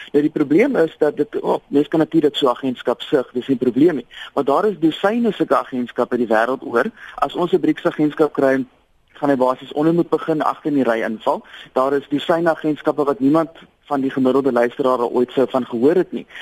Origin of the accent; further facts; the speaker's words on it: South Africa; as Suid-Afrikaner